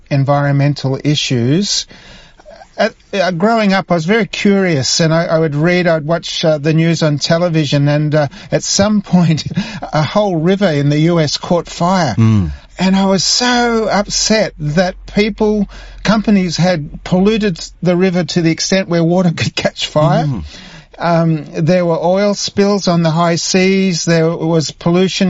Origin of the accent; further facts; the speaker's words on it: Myrtleford, Victoria, Australia; I grew up in Myrtleford, northeast Victoria